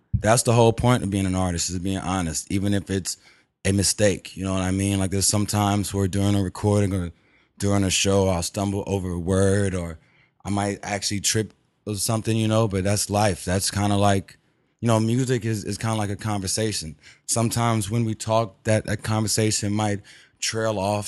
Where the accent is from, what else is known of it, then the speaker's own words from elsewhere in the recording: Houston, Texas, United States; I'm from Texas, Houston